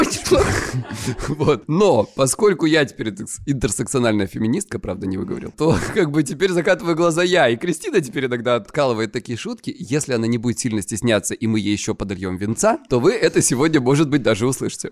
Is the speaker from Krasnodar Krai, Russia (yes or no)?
yes; Krasnodar Krai, Russia; я с Кубани